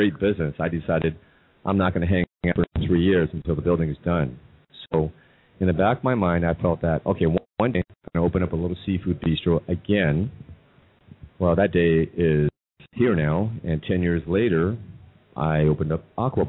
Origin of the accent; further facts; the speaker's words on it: Seattle, Washington, United States; I'm originally from Seattle